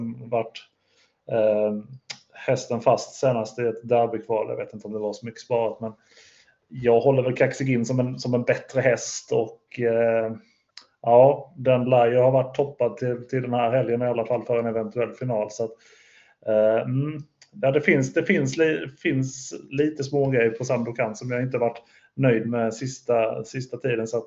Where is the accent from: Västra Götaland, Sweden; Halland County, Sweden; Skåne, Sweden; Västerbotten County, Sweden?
Skåne, Sweden; jag är ju från Skåne så jag kanske inte kan.